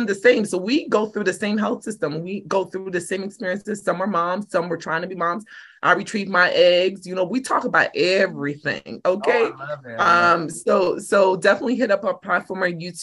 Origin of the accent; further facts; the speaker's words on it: New York City, New York, United States; I'm urban at the roots. I'm a New Yorker.